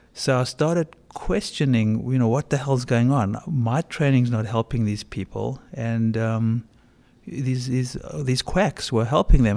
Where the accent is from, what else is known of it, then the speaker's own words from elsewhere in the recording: South Africa; moved away as an adult; also born or lived in Bronx; I grew up in South Africa during apartheid